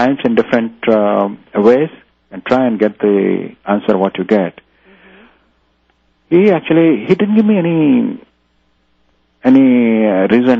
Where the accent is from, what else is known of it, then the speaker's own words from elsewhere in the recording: India; now in New Zealand; I come from India